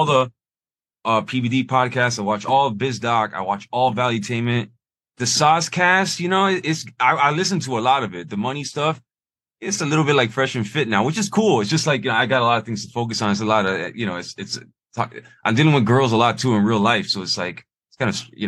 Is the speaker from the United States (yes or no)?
yes; Miami, Florida, United States; I was born here in Miami